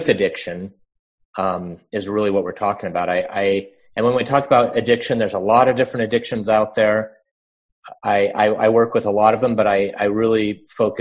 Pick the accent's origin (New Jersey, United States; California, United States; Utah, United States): Utah, United States; I grew up in Utah